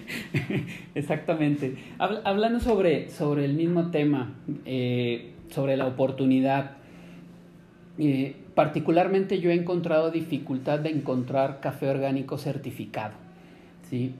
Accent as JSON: {"language": "Spanish", "country": "Mexico"}